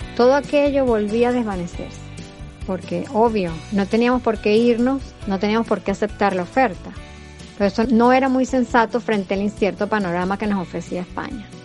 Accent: Venezuela; moved away as an adult; also born or lived in Spain; now in United States; Como venezolanos

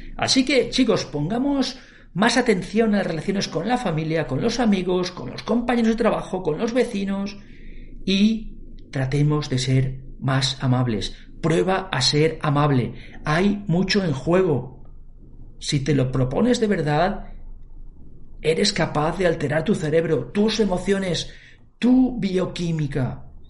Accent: Valencia, Valencian Community, Spain; soy de Valencia, en Valencia mm, hablamos el valenciano

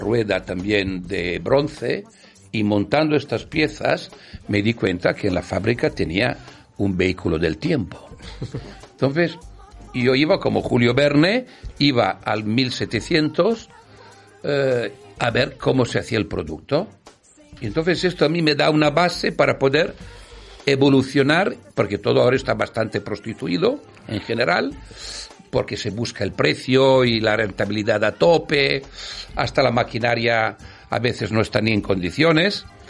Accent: Italy; Spanish is a second language; now in Spain; Nací en una zona de Europa llamada Italia y, y ahora estoy en otra zona

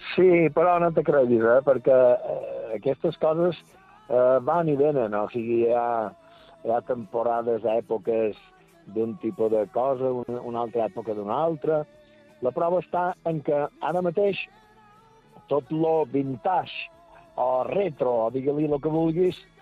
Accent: Santa Maria del Camí, Balearic Islands, Spain; pel meu lloc que vaig néixer i que vaig viure la meva joventut

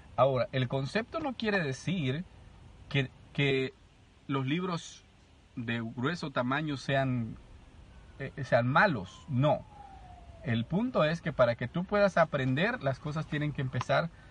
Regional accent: El Salvador; yo vengo del Salvador

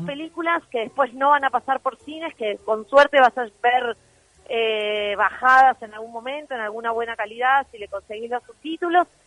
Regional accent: La Plata, Buenos Aires Province, Argentina; yo soy de La Plata

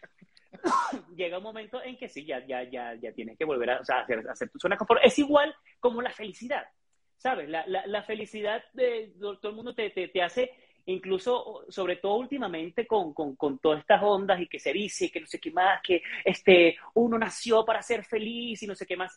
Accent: Venezuela; moved away as an adult; also born or lived in Ecuador / Argentina / Guadalajara, Mexico; now in Mexico City, Mexico; en mi país, Venezuela

